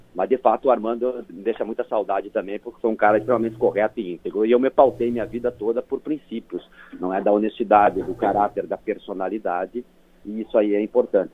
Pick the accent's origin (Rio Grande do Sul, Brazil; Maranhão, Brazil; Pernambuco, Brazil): Rio Grande do Sul, Brazil; Passo Fundo; Eu sou lá de Passo Fundo